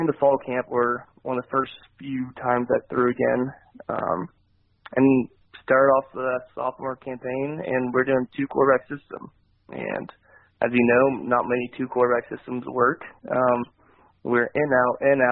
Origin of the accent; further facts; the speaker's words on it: Kansas, United States; I signed at KU